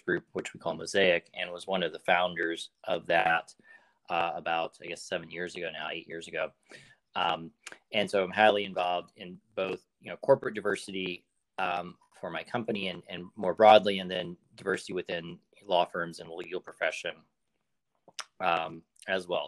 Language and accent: English; Arkansas, United States; moved away as an adult; also born or lived in Washington, District of Columbia, United States; now in San Francisco Bay Area, United States; So, I grew up in Arkansas, um, left there immediately after high school um, to go to college in DC